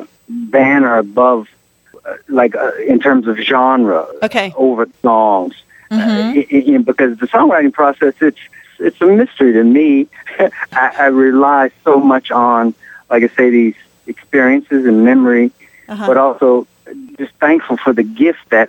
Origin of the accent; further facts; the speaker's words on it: Shreveport, Louisiana, United States; where I was raised here in Shreveport, Louisiana, and in the Arklatex region